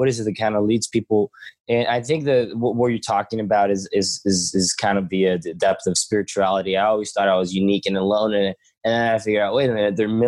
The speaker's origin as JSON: {"language": "English", "town": "Stockholm", "region": "Stockholm County", "country": "Sweden", "tie": "born or raised there", "said": "I grew up all my life in Sweden, Stockholm"}